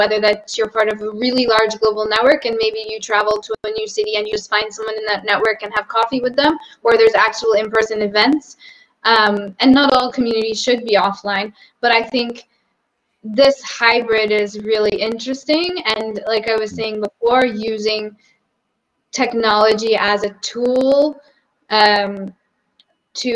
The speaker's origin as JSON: {"language": "English", "town": "Boston", "region": "Massachusetts", "country": "United States", "moved": "as an adult", "lives_now": "Portugal", "said": "I'm from Boston"}